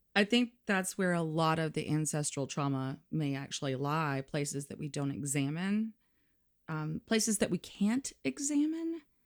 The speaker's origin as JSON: {"language": "English", "area": "Limestone County", "region": "North Alabama", "country": "United States", "moved": "yes", "said": "I'm from North Alabama. So that would be like Limestone County, right underneath the Tennessee line"}